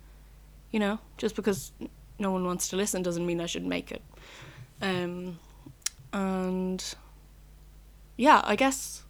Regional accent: Roscommon, Connacht, Ireland; I'm 20, from Roscommon, which is a county, from Roscommon Town.

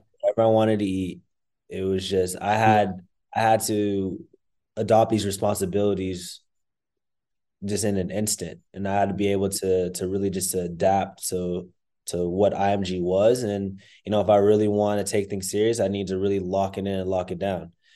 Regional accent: Plano, Texas, United States; I grew up in in Plano, Texas

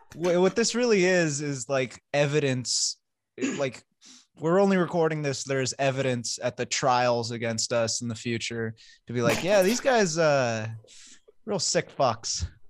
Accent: United States

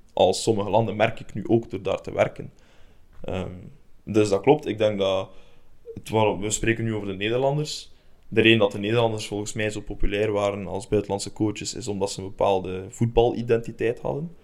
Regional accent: Belgium; now in Denmark; wij eigenlijk als Belgen

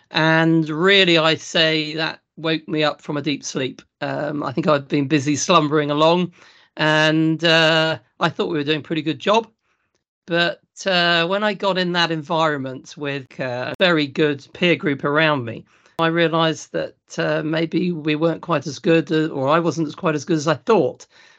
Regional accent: East Midlands, United Kingdom; So my background, I'm from Lincolnshire, South Lincolnshire, between Boston and Spalding. So I grew up on a family farming business, and we were specialising in vegetables, but the thing that was making the money was potatoes.

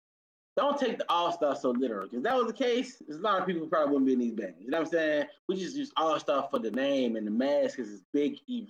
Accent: New Orleans, Louisiana, United States; I'm from New Orleans

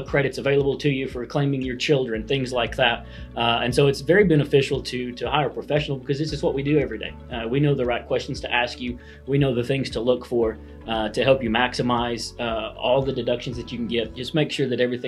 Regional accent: Chickasha, Oklahoma, United States; I was born and raised here in Chickasha, so I'm back home

